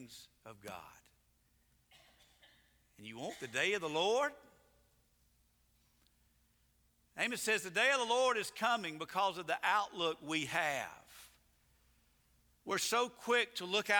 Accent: United States

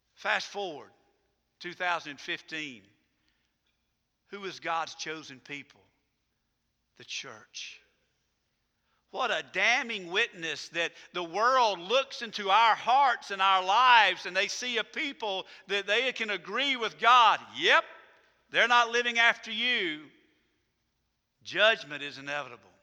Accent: United States; I'm an American, proud to be an American.

